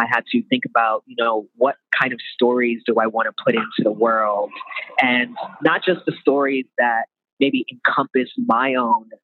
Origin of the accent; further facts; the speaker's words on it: New York, United States; I'm from New York originally